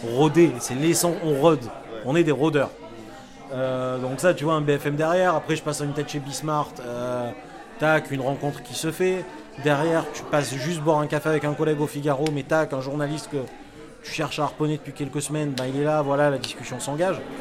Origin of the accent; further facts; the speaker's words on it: Marseille, Provence-Alpes-Côte d'Azur, France; moved away as an adult; now in Paris, France; je suis marseillais.